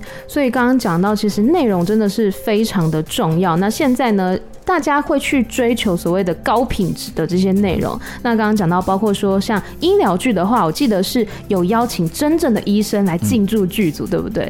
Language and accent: Chinese; Taiwan; 我来自台湾